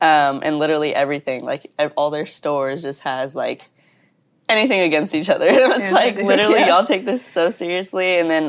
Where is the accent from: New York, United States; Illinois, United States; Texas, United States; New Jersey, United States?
Texas, United States; moved away as an adult; I am from Texas.